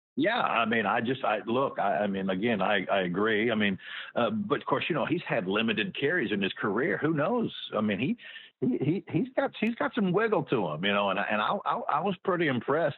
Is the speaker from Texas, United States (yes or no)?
yes; Houston, Texas, United States; I grew up in Houston